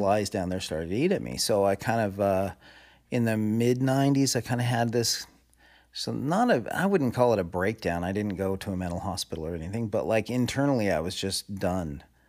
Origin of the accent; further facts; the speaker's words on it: Southern California, United States; raised in Southern California